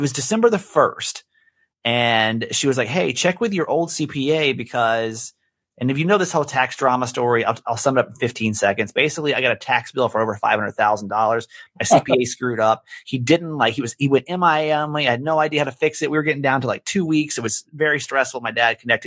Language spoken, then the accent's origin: English; Atlanta, Georgia, United States; moved away; I was born in Atlanta